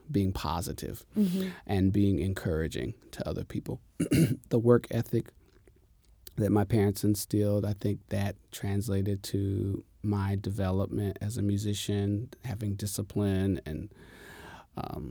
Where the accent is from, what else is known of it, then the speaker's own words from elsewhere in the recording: Jacksonville, North Carolina, United States; also born or lived in Richlands, North Carolina; I'm from North Carolina, a very small town. It's called Jacksonville.